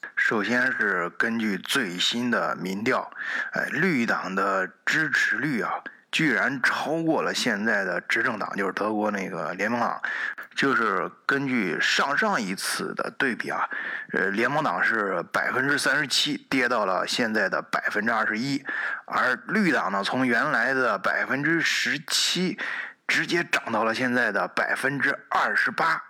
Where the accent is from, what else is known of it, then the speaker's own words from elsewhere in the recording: China; now in Germany; 我们中国人一般比较理性啊